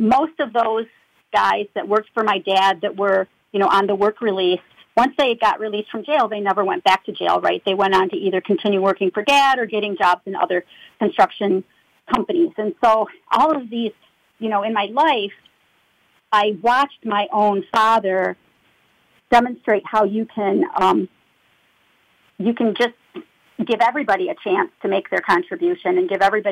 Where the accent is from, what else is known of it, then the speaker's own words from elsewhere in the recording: Saginaw, Michigan, United States; I was born and raised in Saginaw, Michigan, just north of Flint.